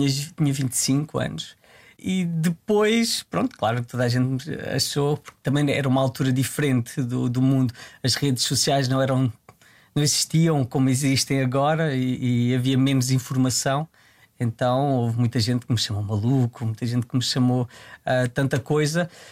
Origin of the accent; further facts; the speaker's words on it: Tramagal, Santarém District, Portugal; Eu desde muito novo, eu venho de uma, venho de uma terra, venho do Tramagal